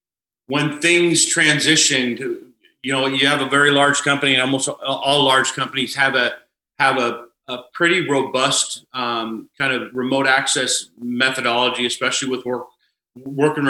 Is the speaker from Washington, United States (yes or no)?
yes; Cashmere, Washington, United States; also born or lived in Wenatchee, Washington; I grew up in a smaller town. I was born in Wenatchee, a small town named Cashmere High School, or Cashmere, Washington.